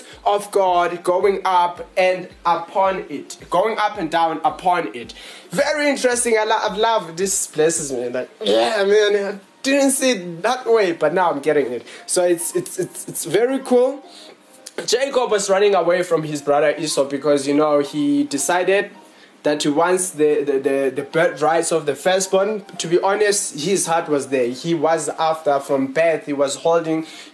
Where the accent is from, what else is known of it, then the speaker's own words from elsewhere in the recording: Johannesburg, Gauteng, South Africa; We are from Johannesburg in South Africa